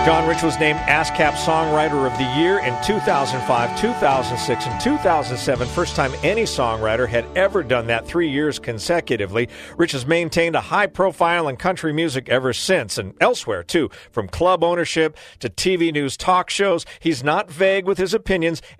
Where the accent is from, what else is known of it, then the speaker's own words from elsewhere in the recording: Pacific Northwest, United States; I grew up in the Pacific Northwest